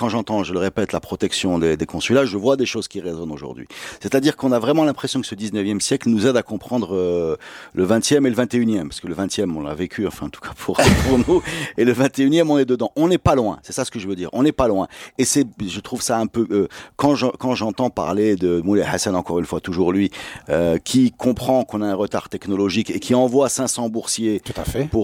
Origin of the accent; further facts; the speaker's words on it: Casablanca, Casablanca-Settat, Morocco; Et moi, je viens pas d'Orange, je viens de Casa.